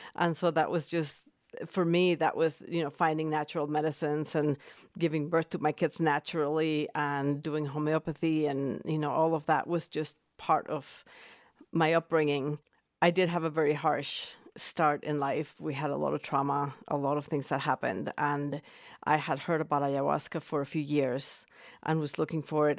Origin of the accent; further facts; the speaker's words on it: Mexico City, Mexico; moved away as an adult; now in Boulder, Colorado, United States; I was born and raised in Mexico City